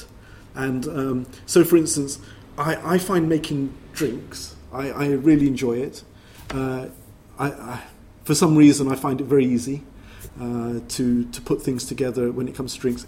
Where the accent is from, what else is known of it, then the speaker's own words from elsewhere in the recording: London, United Kingdom; growing up in Brixton, that culture is also my culture